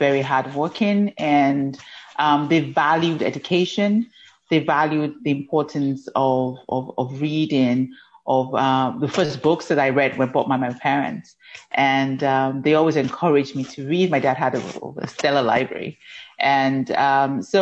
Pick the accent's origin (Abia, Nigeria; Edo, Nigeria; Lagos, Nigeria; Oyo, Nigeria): Oyo, Nigeria; Ibadan; now in Ontario, Canada; I was born in Ibadan, Nigeria, which is in southwest Nigeria.